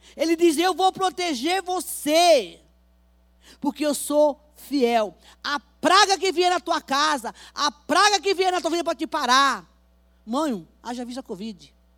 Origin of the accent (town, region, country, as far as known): Bahia, Brazil; now in São Paulo, Brazil